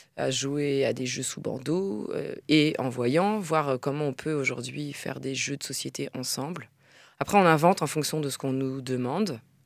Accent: France; en tant que Française à l'étranger

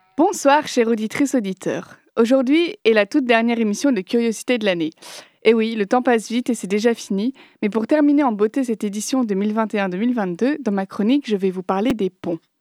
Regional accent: Nantes, Pays de la Loire, France; Je suis de Nantes

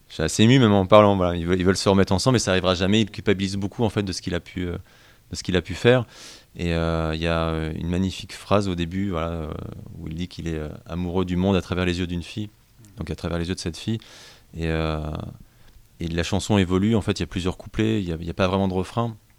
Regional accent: Rouen, Normandy, France; je suis originaire de Rouen

